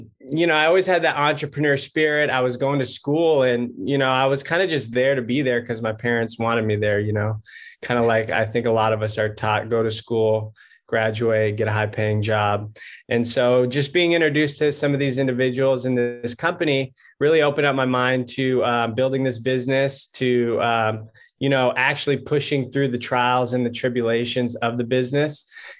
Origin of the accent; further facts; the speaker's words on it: Southern California, United States; also born or lived in San Diego, California; I grew up in California, Southern California kid